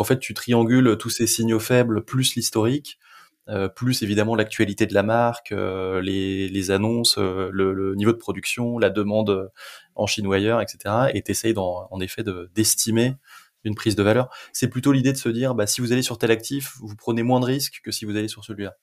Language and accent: French; France; on est français